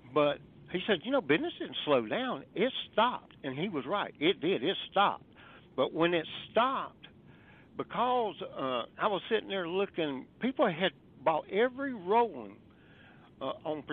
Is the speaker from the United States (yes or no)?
yes; the South, United States; I'm from the South